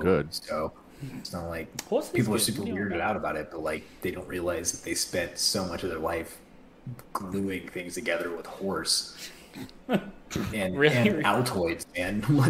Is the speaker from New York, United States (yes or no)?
no; Texas, United States; I'm from Texas